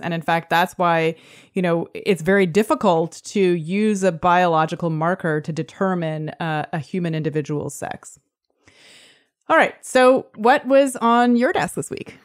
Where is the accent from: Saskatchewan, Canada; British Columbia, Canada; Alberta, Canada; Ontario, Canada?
Ontario, Canada; Toronto; now in San Francisco, United States; my hometown of Toronto